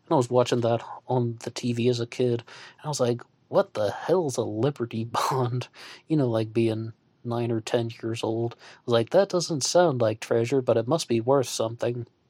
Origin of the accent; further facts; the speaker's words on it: United States; as an American